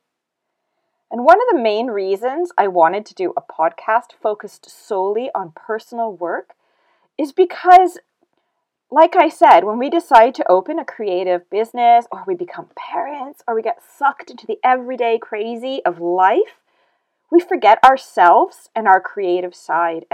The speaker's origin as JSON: {"language": "English", "country": "Canada", "tie": "born or raised there", "moved": "as an adult", "lives_now": "United Kingdom", "said": "I was born and raised in Canada"}